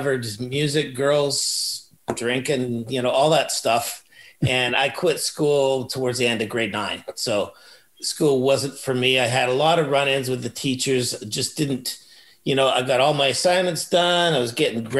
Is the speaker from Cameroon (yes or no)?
no; Burnaby, British Columbia, Canada; now in Langley, Canada; I was born in Burnaby